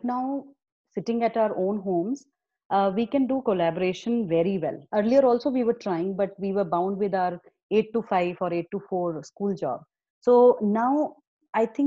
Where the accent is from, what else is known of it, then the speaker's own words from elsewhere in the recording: Himachal Pradesh, India; I'm from Himachal